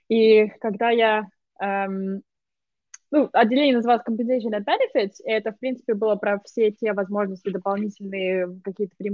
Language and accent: Russian; Moscow, Russia; now in United Kingdom; Я из Москвы.